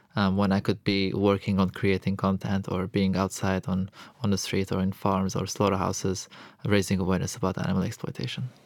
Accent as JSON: {"language": "English", "country": "Lebanon", "tie": "born or raised there", "also_born_or_lived": "Europe", "moved": "as an adult", "said": "I'm born and raised in Lebanon. Um, so I am Lebanese"}